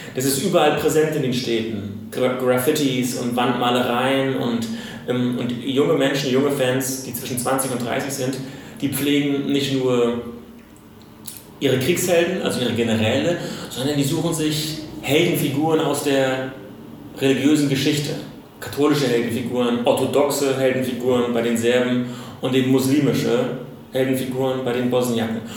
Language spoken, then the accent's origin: German; Germany; als Deutscher